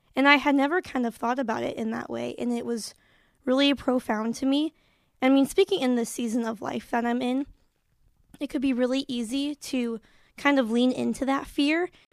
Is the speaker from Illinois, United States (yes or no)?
yes; Marion, Illinois, United States; I'm from Marion, Illinois